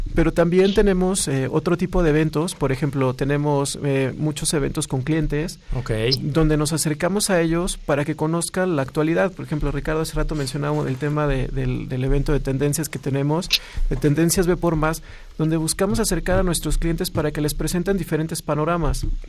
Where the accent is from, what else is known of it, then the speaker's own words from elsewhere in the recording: Mexico; como mexicanos